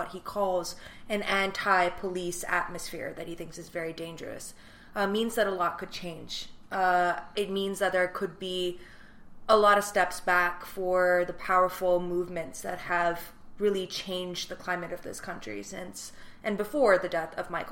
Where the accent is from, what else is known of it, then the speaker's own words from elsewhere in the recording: Islamabad, Islamabad Capital Territory, Pakistan; moved away as an adult; now in Washington, D.C., United States; I, you know, was born and raised in Islamabad, Pakistan. I lived there until 2008